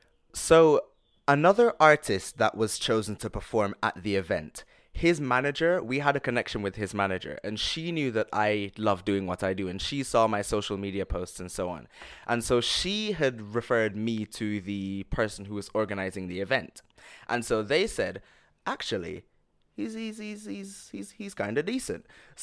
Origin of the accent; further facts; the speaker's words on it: London, United Kingdom; also born or lived in Jamaica; just this little kid growing up in London and Jamaica just coming out and doing this